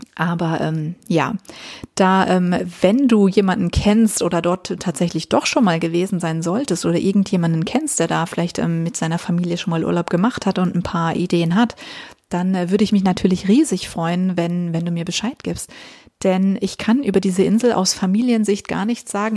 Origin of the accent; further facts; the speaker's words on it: Germany; Bei uns in Deutschland sagt man das so.